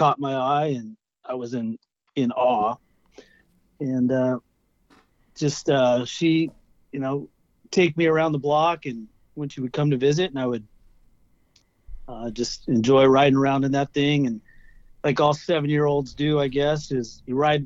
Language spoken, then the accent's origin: English; Irvine, California, United States; I grew up in Irvine, California, up in Turtle Rock